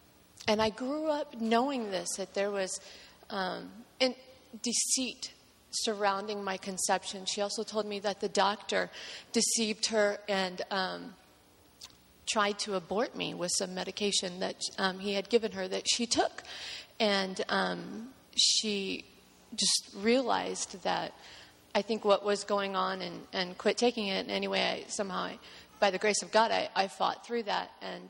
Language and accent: English; Hepzibah, Georgia, United States; born there; I was born in Georgia in the small town of Hepzibah. You have to say it with a southern accent, otherwise you don't pronounce it correctly. It's Hepzibah, Georgia.